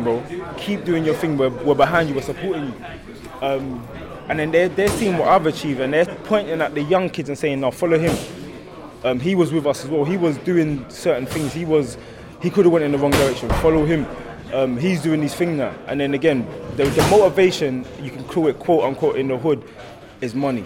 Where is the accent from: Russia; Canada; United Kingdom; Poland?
United Kingdom; England; I'm from England.